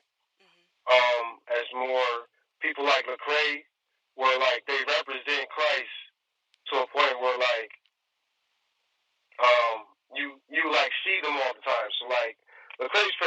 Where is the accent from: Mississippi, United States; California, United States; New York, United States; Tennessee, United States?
New York, United States; moved away; I'm originally from New York, so I tend to favor East Coast style rhyme schemes